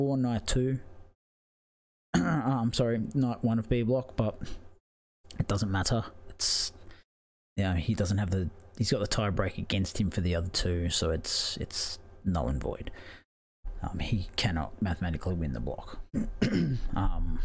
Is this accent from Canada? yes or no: no; Australia; I'm Australian